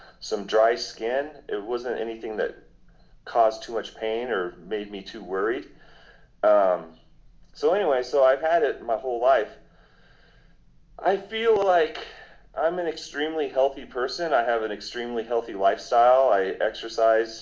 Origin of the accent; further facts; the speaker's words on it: Denver, Colorado, United States; now in Pueblo, United States; I grew up in Denver, Colorado.